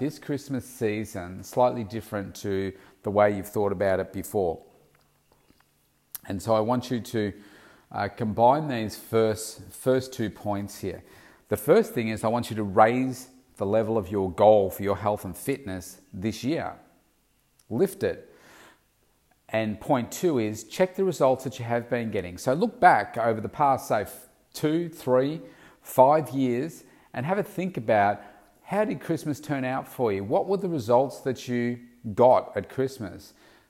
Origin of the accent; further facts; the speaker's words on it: Melbourne, Victoria, Australia; Certainly here in my hometown of Melbourne, it can get really, really hot in February.